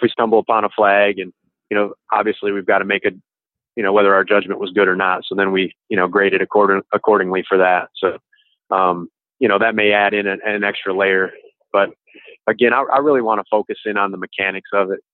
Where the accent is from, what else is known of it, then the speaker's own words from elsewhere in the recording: Grand Rapids, Michigan, United States; now in Mandeville, United States; I am from Grand Rapids, Michigan, originally.